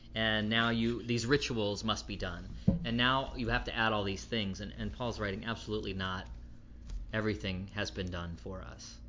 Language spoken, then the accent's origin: English; Florida, United States; growing up in Florida